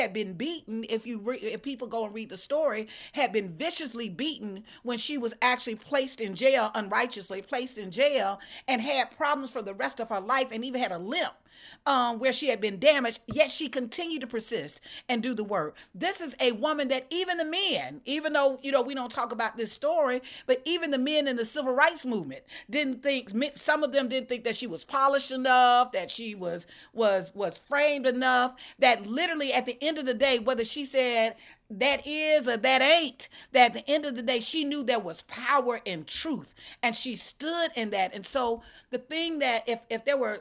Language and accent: English; Alabama, United States; also born or lived in Georgia; I'm from Alabama. I'm from the Deep South